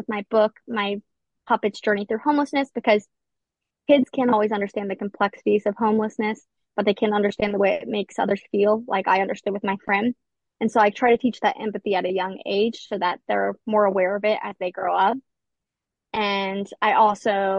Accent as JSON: {"language": "English", "region": "Appalachian Ohio", "country": "United States", "tie": "born or raised there", "also_born_or_lived": "Edinburgh, Scotland", "said": "I'm actually from Appalachia, Ohio, which is a very impoverished community. I actually grew up in the same town as Joey Burrow"}